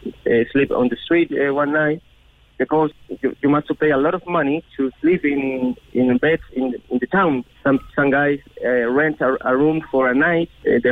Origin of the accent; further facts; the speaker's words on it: Chile; English is a second language; Oh, well, I'm from Chile. I'm the guy that is from Chile, and now I'm living with these Spanish guys.